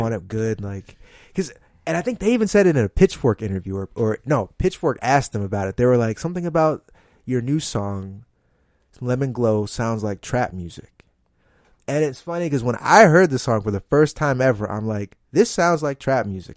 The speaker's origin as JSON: {"language": "English", "region": "New Jersey", "country": "United States", "tie": "born or raised there", "also_born_or_lived": "Boston / Hyattsville, Maryland", "moved": "as an adult", "lives_now": "New York, United States", "said": "I was born and raised in Jersey"}